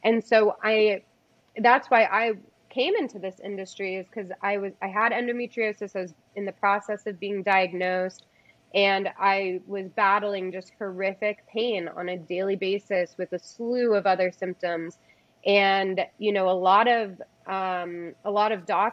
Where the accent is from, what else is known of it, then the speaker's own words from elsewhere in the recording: East Coast, United States; moved away; I come from the East Coast originally